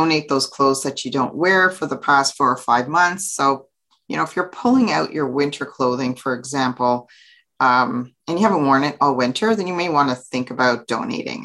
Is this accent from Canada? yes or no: yes; Canada; So I'm from Canada. So for those of you who don't know, I live in Ottawa, Ontario, Canada